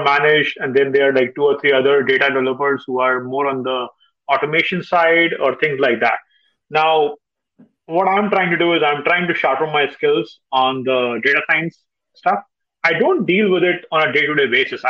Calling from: Dallas, Texas, United States; I'm calling from Dallas

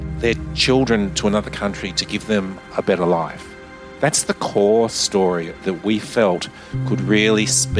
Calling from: Melbourne, Victoria, Australia; I'm speaking from Melbourne, Australia.

